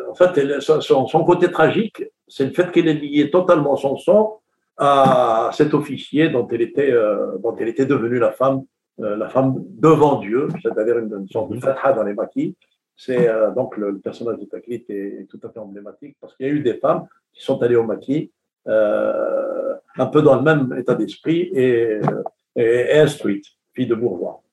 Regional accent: Kabylie, Algeria; moi, je suis de la Kabylie

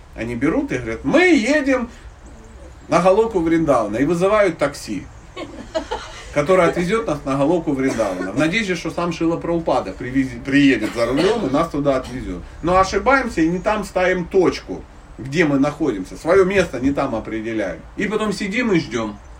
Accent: Dnipro, Dnipropetrovsk Oblast, Ukraine; Я родом из Днепропетровска

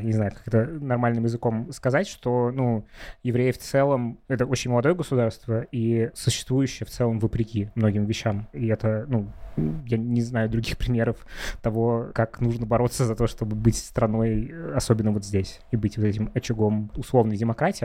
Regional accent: Russia; moved away as an adult; now in Israel; Я человек, э, который большую часть жизни прожил в России

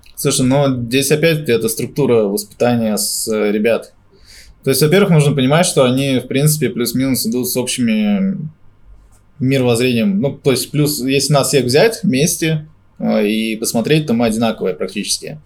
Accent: Moscow, Russia; я здесь родился на Сухаревской

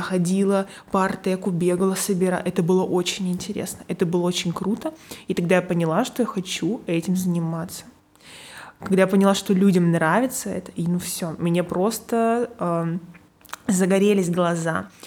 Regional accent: Perm, Perm Krai, Russia; moved away as an adult; now in Moscow, Russia; Из Перми.

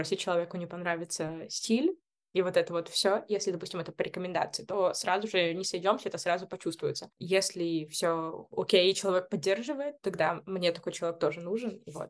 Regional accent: Belarus; я из Беларуси

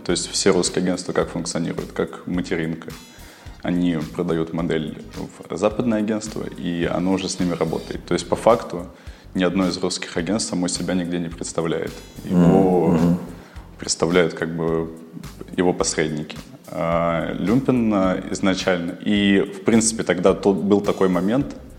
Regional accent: Kyrgyzstan; now in Russia; я родился в Киргизии и приехал в Россию нелегалом

